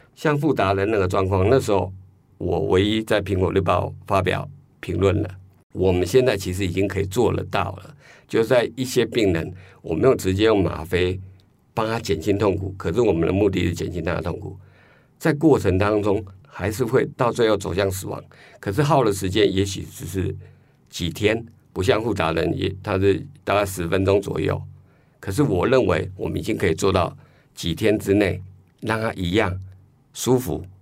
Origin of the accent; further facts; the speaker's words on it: Taiwan; 我们台湾人不太习惯这时候去讨论